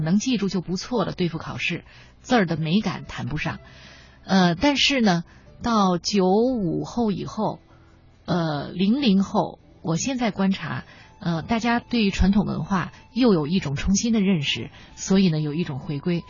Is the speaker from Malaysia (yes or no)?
no; China; 我们中国人几千年以来对他天然的这种亲近